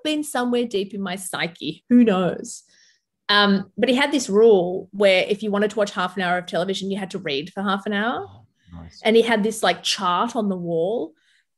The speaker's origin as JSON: {"language": "English", "town": "Sydney", "region": "New South Wales", "country": "Australia", "tie": "born or raised there", "also_born_or_lived": "Lebanon", "second_language": "English", "said": "I grew up in Bankstown, which is the most multicultural, you know, council of the most multicultural city in possibly the world"}